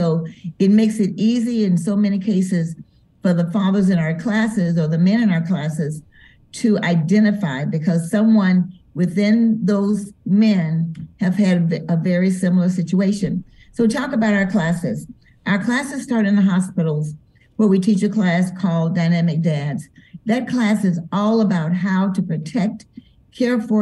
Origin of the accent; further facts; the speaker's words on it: Denver, Colorado, United States; moved away as an adult; now in Memphis, United States; we're from Denver, so I'm accustomed to there being a lot of snow